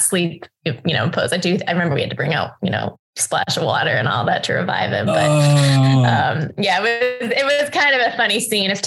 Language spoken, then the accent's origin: English; Hong Kong; I grew up in Hong Kong